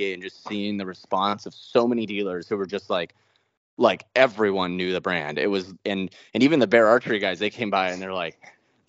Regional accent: Cottage Grove, Oregon, United States; I grew up in Cottage Grove, Oregon, like way out in the country.

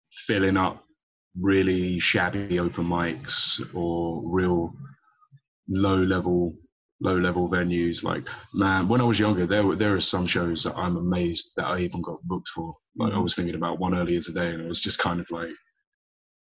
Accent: London, United Kingdom; I was born and raised in London my whole time, man. I could never really claim myself to be a Portuguese national, only by heritage

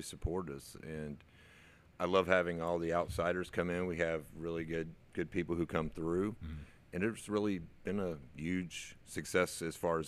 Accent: Magnolia, Texas, United States; I've lived out there for my whole life. I grew up in Magnolia

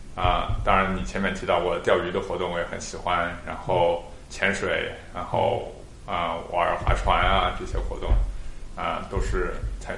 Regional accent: Xinjiang, China; now in Australia; 我们小时候在新疆几个兄弟

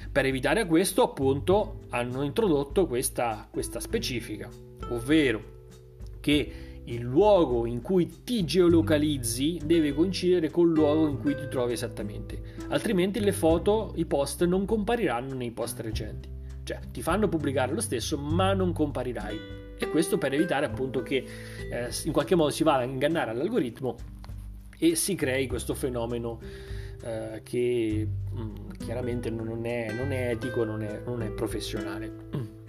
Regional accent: Milan, Lombardy, Italy; perché sono di Milano, va, torno a casa a Milano

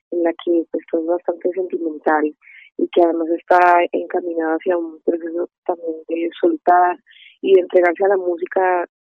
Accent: Colombia; mi país

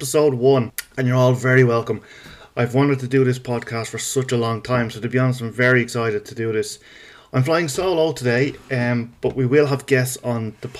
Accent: Dublin, Leinster, Ireland; I am Irish, in case you haven't noticed. And I am from Dublin

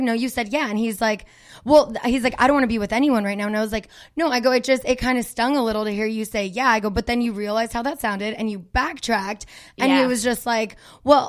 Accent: United States; accent: American; my American accent, which doesn't even feel like an accent

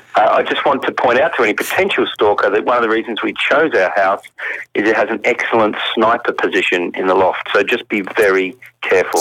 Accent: Australia; moved away as an adult; also born or lived in England; as an Australian

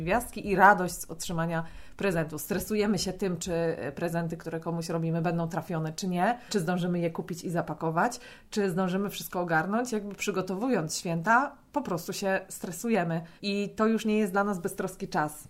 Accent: Greater Poland, Poland; Ja jestem z Wielkopolski

